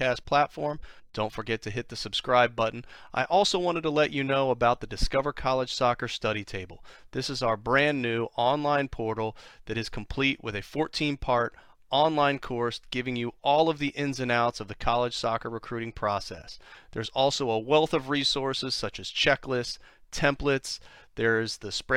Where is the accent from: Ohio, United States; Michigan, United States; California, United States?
Ohio, United States; Columbus; I grew up in Columbus